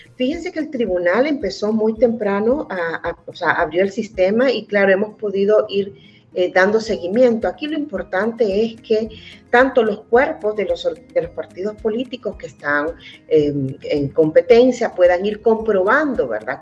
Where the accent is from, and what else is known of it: El Salvador